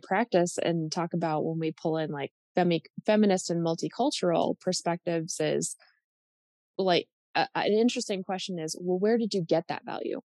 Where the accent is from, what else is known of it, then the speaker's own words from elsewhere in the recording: United States; I'm speaking as an American